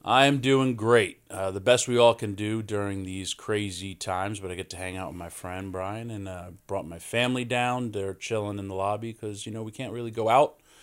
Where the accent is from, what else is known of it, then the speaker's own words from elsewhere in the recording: Yonkers, New York, United States; born and raised in Yonkers, New York